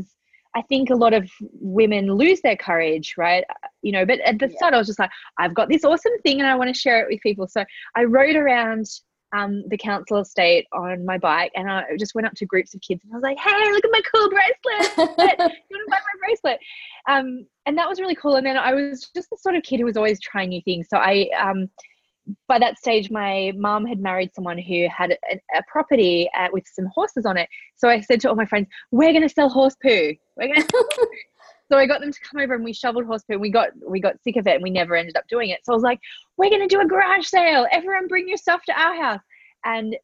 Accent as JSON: {"language": "English", "area": "Central Coast", "region": "New South Wales", "country": "Australia", "tie": "born or raised there", "also_born_or_lived": "Manly, Sydney", "said": "So I was born in Manly in Sydney. I grew up on the Central Coast."}